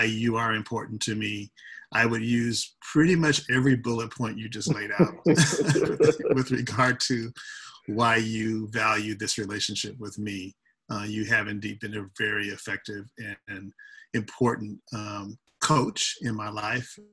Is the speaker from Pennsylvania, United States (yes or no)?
no; Los Angeles, California, United States; moved away as an adult; now in San Francisco Bay Area, United States; I hail from Los Angeles, California, where I spent half my life, my childhood and my college years